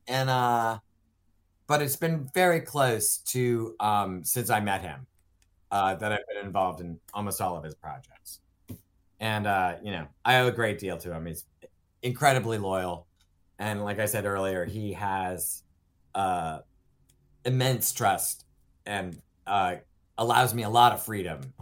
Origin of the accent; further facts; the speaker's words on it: Ohio, United States; moved away as an adult; also born or lived in Los Angeles / Minneapolis / Florida; I grew up in the Midwest, in Ohio, on a dairy farm